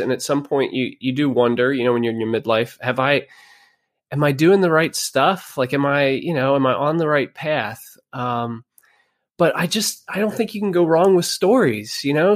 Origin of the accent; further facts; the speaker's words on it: Pennsylvania, United States; also born or lived in Virginia; We moved back to Pennsylvania from Virginia. I grew up here